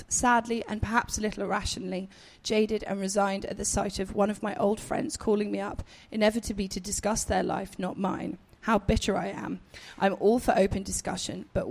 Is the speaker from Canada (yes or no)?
no; England, United Kingdom; being English